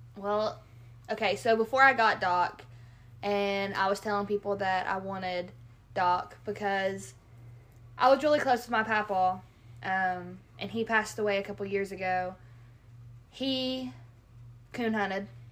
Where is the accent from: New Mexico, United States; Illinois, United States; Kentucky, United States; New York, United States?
Kentucky, United States; also born or lived in Southern Ohio; now in Ohio, United States; I'm from Kentucky